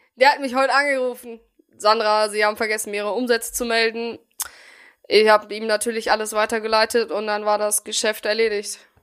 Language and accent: German; Bielefeld, North Rhine-Westphalia, Germany; ich komme aus Bielefeld